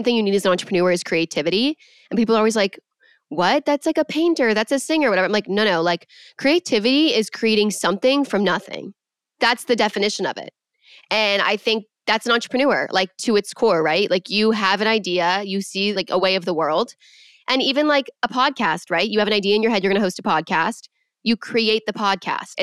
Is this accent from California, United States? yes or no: yes; Los Angeles, California, United States; born and raised in LA, went to college in LA, may or may not also now live in LA.